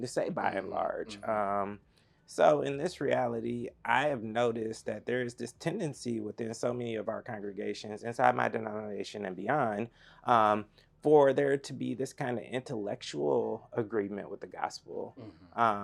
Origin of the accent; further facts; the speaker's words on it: Atlanta, Georgia, United States; I'm from Atlanta